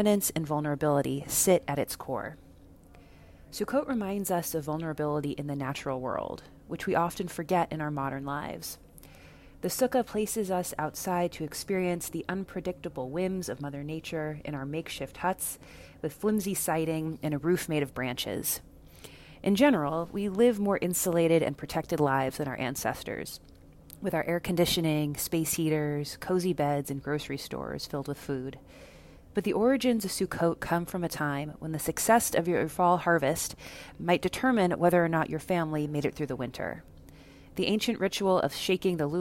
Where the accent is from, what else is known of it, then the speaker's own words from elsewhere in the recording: Dallas, Texas, United States; moved away; Dallas, Texas, my hometown